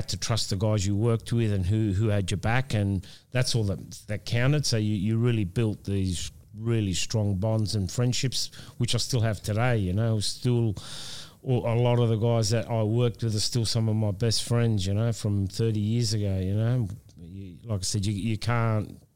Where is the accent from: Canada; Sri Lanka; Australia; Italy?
Australia; this is my hometown